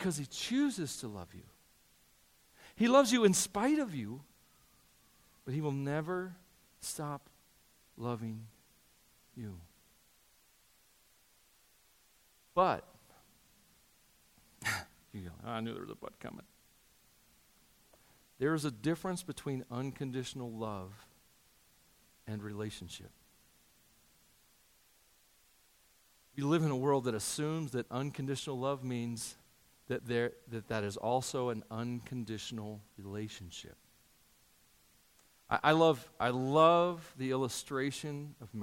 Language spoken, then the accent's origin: English; United States; I'm an American, and I'm proud to be an American a lot of days